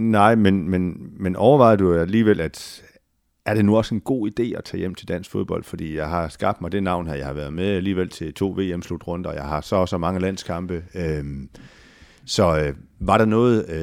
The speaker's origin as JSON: {"language": "Danish", "region": "Jutland", "country": "Denmark", "said": "Jeg er stadigvæk jyde."}